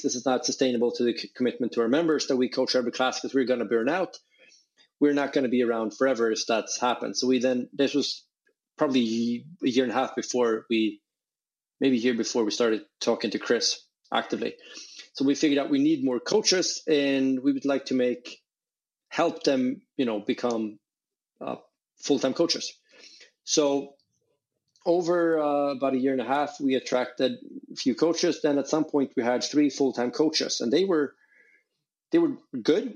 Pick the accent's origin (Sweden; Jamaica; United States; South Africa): Sweden; I grew up in in Sweden.